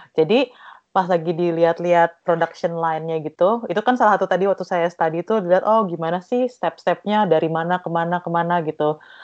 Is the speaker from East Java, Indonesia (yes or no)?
yes; East Java, Indonesia; saya dari Jawa Timur